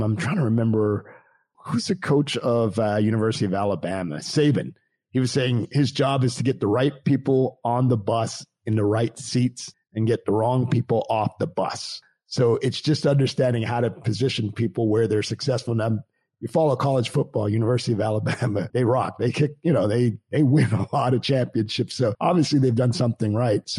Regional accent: Canada; moved away; I grew up in Canada

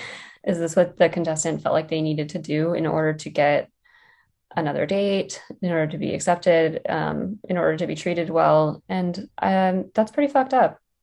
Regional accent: West Virginia, United States; moved away; I grew up in West Virginia

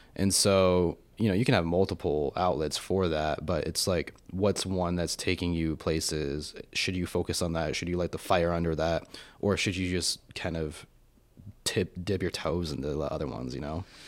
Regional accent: Colorado Springs, Colorado, United States; moved away as an adult; now in Austin, United States; I grew up in Colorado Springs

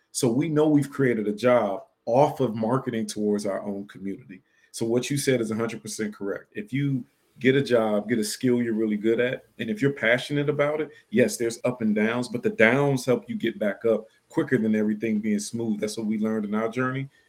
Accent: Washington, District of Columbia, United States; we grew up in Section 8 housing, poor, on food stamps in Washington, D.C.

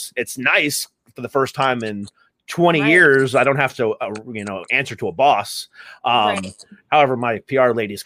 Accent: Florida, United States; moved away; my family's from Florida. We're originally from Florida.

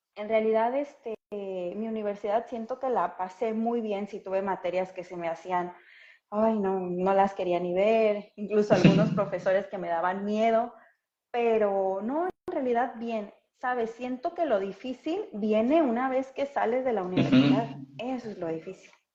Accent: Acapulco, Guerrero, Mexico; yo soy de Acapulco

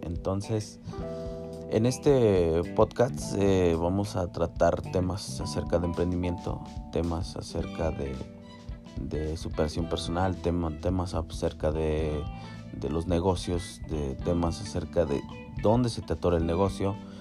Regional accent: Mexico; soy mexicano, tengo 34 años

